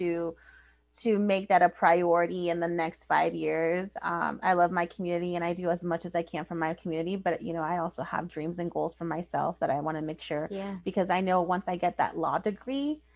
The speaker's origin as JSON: {"language": "English", "town": "Paso Robles", "region": "California", "country": "United States", "tie": "born or raised there", "said": "Paso Robles. You know, that's my hometown. I'm a proud Bearcat alumni"}